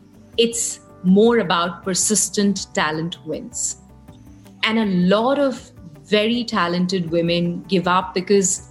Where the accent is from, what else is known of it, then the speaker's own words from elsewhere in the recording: Kolkata, West Bengal, India; And I grew up in Calcutta